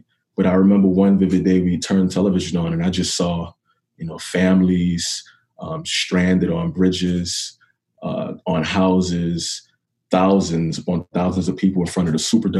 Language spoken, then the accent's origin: English; New Orleans, Louisiana, United States; I was born and raised in New Orleans and was surrounded by family and friends who all loved and supported me. Growing up in New Orleans definitely imparted upon me a sense of community.